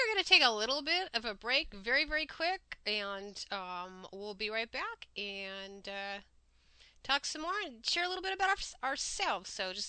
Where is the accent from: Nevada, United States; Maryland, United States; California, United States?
California, United States; also born or lived in Hollywood / Kansas City; Yeah, I don't know. We've moved all over the United States. My dad was a regional manager for a long time for a store, kind of like Target.